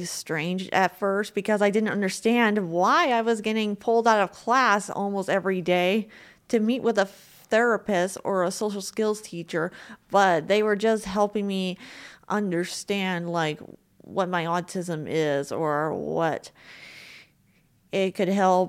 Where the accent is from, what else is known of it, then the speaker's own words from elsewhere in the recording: Juneau, Alaska, United States; also born or lived in Seattle, United States; Well, I was born in Seattle, Washington, but then I moved to Juneau, Alaska when I was 4 years old. And so I spent 23 years there.